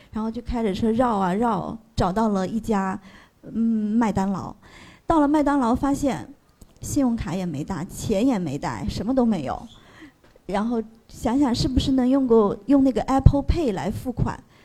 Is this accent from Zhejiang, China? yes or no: yes; Zhejiang, China; 因为我是浙江嘛，我们老家如果一楼的话，那些窗户都是要扇那个反，反铁栏的